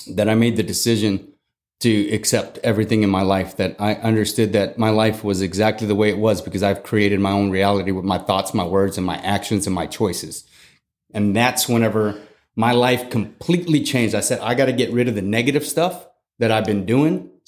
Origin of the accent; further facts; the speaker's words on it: San Antonio, Texas, United States; also born or lived in Germany / Fort Leonard Wood, Missouri; So I grew up in Germany. I grew up in Fort Leonard Missouri, and then moved to San Antonio in 1995, where I went to eighth grade.